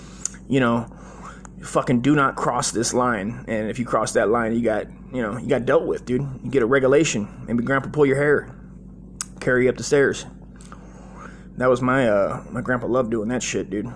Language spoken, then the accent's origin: English; Las Vegas, Nevada, United States; I was born in Las Vegas, right, in 78